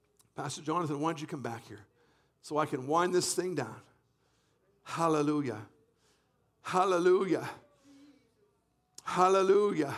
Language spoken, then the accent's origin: English; Canada; I was brought up in Canada